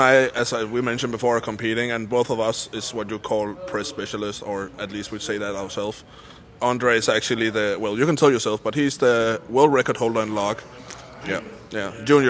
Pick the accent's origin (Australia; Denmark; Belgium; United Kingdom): Denmark; from Denmark, representing the North.